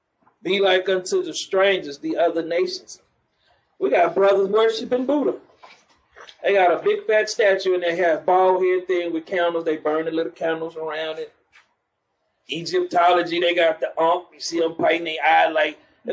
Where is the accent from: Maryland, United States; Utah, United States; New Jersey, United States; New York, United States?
New York, United States; Man, I'm from New York.